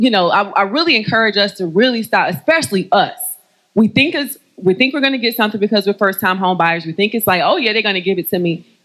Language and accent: English; North Carolina, United States; Know I'm from North Carolina.